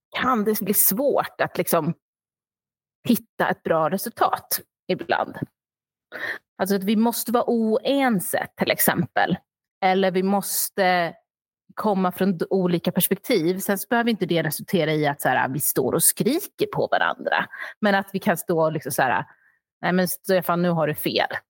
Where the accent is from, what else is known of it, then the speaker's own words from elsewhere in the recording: Sweden; also born or lived in Australia; jag var och är svensk